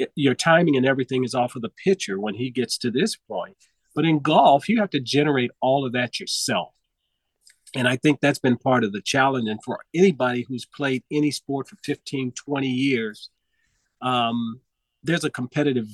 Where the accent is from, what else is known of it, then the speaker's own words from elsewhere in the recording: Los Angeles, California, United States; I grew up in South Central Los Angeles